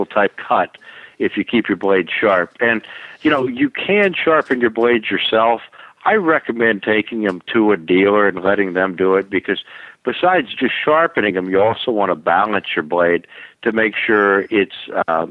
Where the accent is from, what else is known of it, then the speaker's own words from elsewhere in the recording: Florida, United States; also born or lived in Allentown, Pennsylvania; now in Raleigh, United States; I'm from Florida. I grew up down in Florida